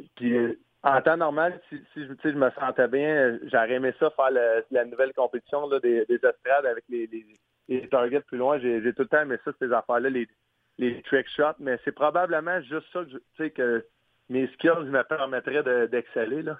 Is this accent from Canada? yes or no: yes; Sherbrooke, Quebec, Canada; moved away as an adult; now in St. Louis, United States; où j'allais quand j'étais jeune à Sherbrooke, euh, pas loin de chez mes grands-parents